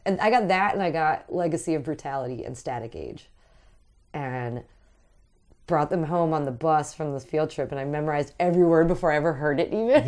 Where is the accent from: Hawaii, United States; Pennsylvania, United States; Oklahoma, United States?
Pennsylvania, United States; Aspinwall; I grew up in Asmawall